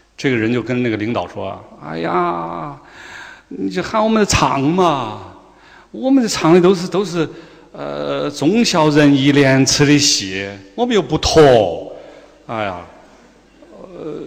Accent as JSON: {"language": "Chinese", "town": "Chengdu", "region": "Sichuan", "country": "China", "said": "我们成都人"}